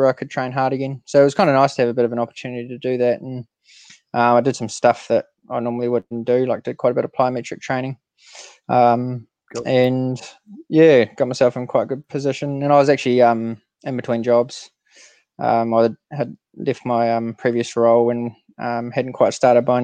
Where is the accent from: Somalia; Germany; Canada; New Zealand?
New Zealand; as most Kiwi kids did